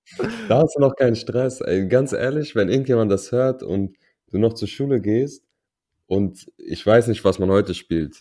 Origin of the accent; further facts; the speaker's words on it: Berlin, Germany; first language German; wir sind in Berlin groß geworden